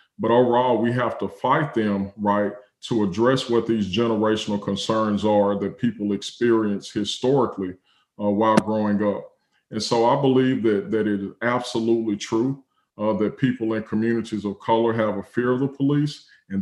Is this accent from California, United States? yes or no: no; Texas, United States; also born or lived in Oklahoma; growing up in Texas, growing up in the Bible Belt.